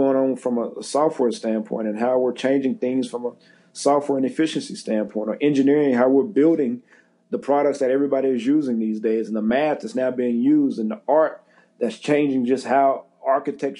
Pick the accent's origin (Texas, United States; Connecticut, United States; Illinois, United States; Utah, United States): Texas, United States; Central; moved away as an adult; also born or lived in Dallas, Texas / Pittsburgh, Pennsylvania / Jacksonville, Florida; now in New York, United States; the Central Texas Food Bank, which services my hometown